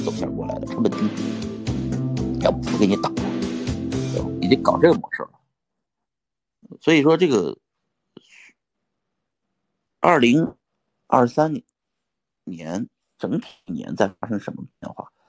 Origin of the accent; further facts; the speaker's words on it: Pingyao, Shanxi, China; 我是山西人，我是山西平遥人。我是个中国籍的人，但是最终的结果呢，我又变成了一个在美国生活的中国人啊，拿着护照中国的